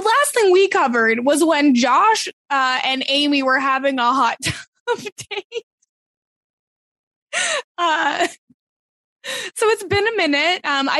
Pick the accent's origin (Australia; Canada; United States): Canada; I guess I'm just an ignorant Canadian